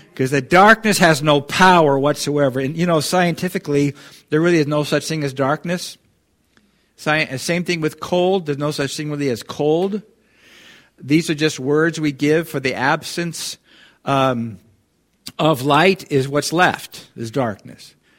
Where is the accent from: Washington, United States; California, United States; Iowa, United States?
Washington, United States; Kirkland; moved away as an adult; also born or lived in Irrigon, Oregon; I grew up in Seattle, you know, the, in Kirkland.